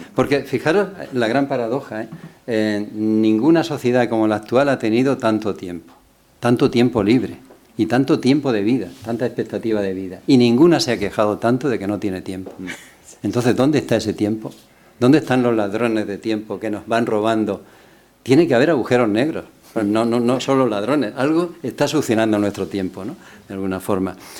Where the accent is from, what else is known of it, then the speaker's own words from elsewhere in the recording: Cartagena, Region of Murcia, Spain; yo venía de Cartagena